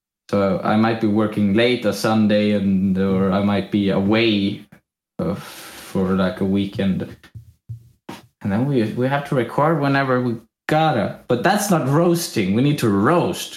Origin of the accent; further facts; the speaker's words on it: Sweden; accent: Swedish; English is a second language; my Swedish accent